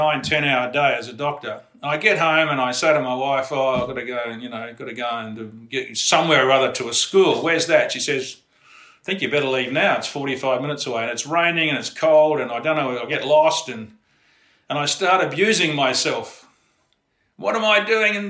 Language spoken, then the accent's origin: English; Perth, Western Australia, Australia; also born or lived in Fremantle; I grew up in Perth too